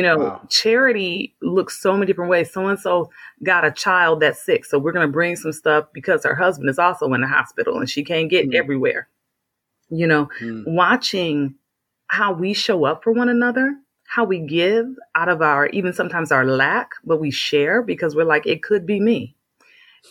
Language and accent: English; Flint, Michigan, United States; I'm from Flint, Michigan